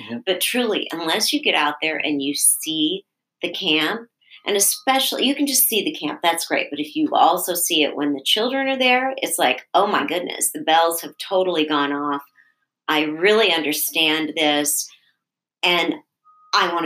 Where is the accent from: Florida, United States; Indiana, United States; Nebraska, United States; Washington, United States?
Nebraska, United States; also born or lived in Connecticut; now in Michigan, United States; I grew up in Nebraska